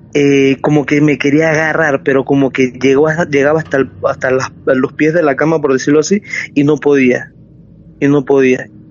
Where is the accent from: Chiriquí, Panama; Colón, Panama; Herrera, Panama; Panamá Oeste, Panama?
Chiriquí, Panama; moved away as an adult; now in Panama City, Panama; soy de una provincia que se llama Chiriquí